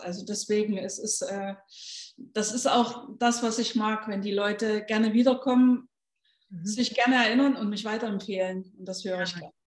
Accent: Leipzig, Saxony, Germany; moved away as an adult; now in Gran Canaria, Spain; ich komme ja aus Leipzig und äh, aus dem ehemaligen Osten

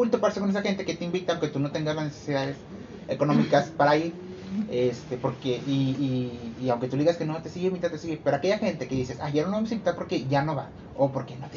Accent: General Escobedo, Nuevo León, Mexico; donde vivimos eh, yo y mi prima Karen, por, acá, este... somos de Escobedo

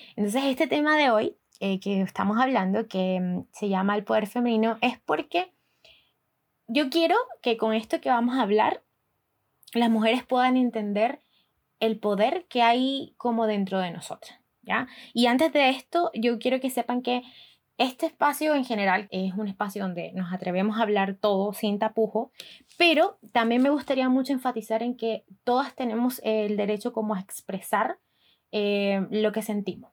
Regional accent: Barranquilla, Atlántico, Colombia; moved away as an adult; now in Chile; yo soy de Barranquilla, ciudad

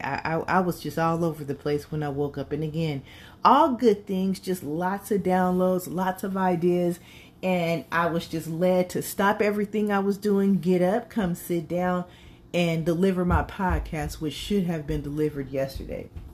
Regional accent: California, United States; I was raised in California, but my grandmother is from Mississippi

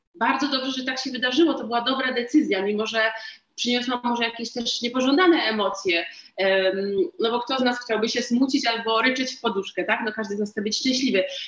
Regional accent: Katowice, Silesian Voivodeship, Poland; ja jestem jakąś tam dziewczynką jedną z miliona z Katowic

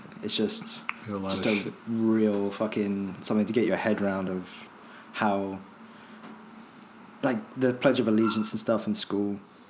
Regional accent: United Kingdom; now in United States

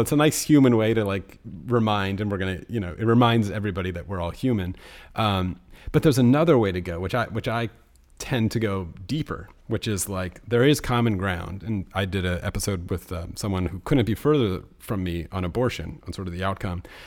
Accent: United States; I'm speaking as an American

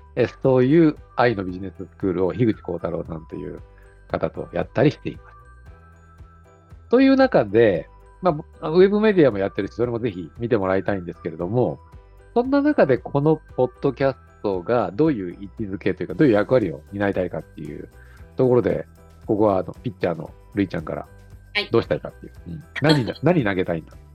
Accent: Kanagawa, Japan; moved away as an adult; now in Fukuoka, Japan; 僕自身はですね、もともと神奈川出身なんですけども、20年ほど前から福岡に移住しまして

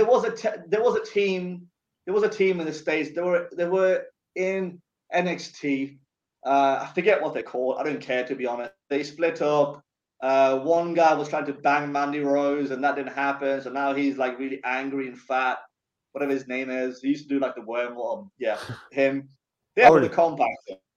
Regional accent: Sweden; now in England, United Kingdom; I was born and raised in Sweden

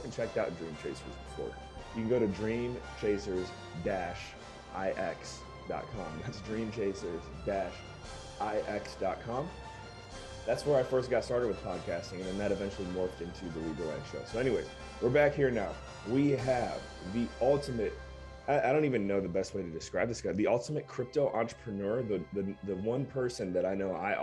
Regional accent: United States; accent: American; my American accent

